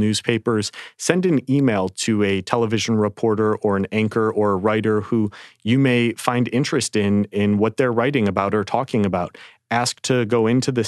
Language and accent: English; a small town in the Midwest, United States; moved away; I grew up in a town of maybe 5,000-6,000 people